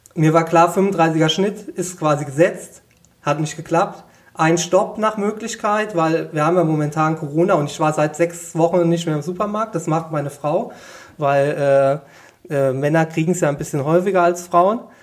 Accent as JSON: {"language": "German", "area": "Westerwald", "region": "Rhineland-Palatinate", "country": "Germany", "said": "ich komme aus dem Westerwald, bin heimatverbunden"}